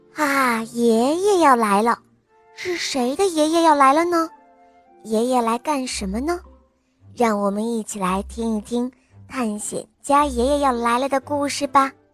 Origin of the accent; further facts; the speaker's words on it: Beijing, China; 我今年五岁了，我来自于北京